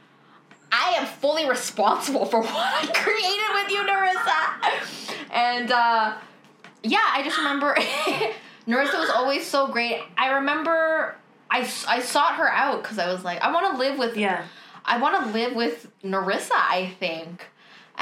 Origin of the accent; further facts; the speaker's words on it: Windsor, Ontario, Canada; I'm from Windsor